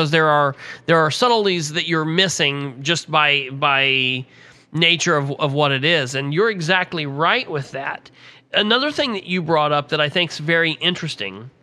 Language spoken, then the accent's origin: English; Muncie, Indiana, United States; also born or lived in Winchester; I was born and raised in Muncie